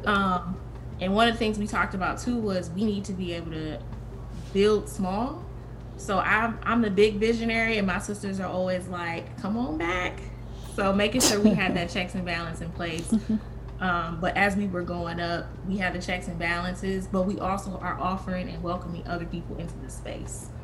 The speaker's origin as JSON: {"language": "English", "town": "Kalamazoo", "region": "Michigan", "country": "United States", "tie": "born or raised there", "said": "my hometown in Kalamazoo, Michigan"}